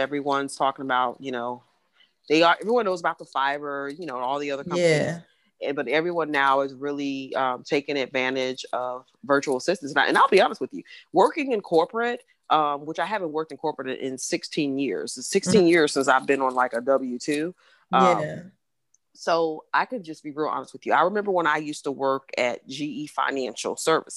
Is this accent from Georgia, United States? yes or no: yes; Atlanta, Georgia, United States; moved away; when I used to live in Atlanta, I'm from Atlanta originally